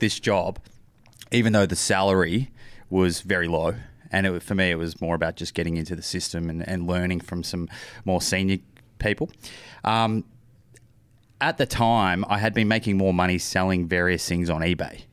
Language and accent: English; Melbourne, Victoria, Australia; moved away as an adult; now in Sydney, Australia; I grew up in Melbourne.